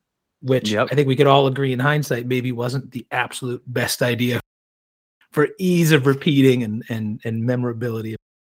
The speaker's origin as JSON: {"language": "English", "town": "Champaign", "region": "Illinois", "country": "United States", "tie": "born or raised there", "moved": "yes", "said": "I grew up in Champaign, Illinois, which is about 2 hours south of where you are."}